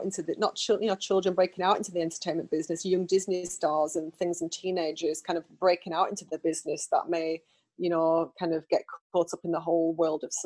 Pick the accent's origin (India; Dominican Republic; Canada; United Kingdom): United Kingdom; now in United States; I'm British